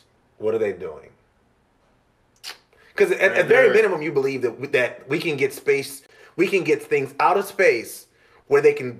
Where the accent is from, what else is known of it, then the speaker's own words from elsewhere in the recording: Charleston, South Carolina, United States; I'm from Charleston. I used to play basketball, and you would hear. I lived right by an airport.